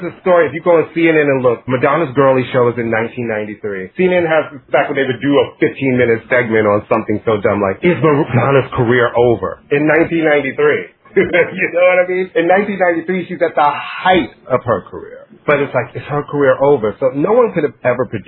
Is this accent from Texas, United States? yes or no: no; New York, United States; I'm from New York